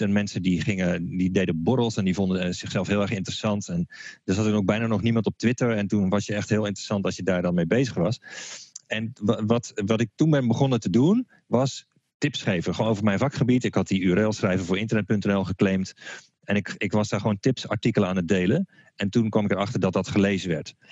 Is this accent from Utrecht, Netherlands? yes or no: yes; Utrecht, Netherlands; zoals ze bij ons in Utrecht zeggen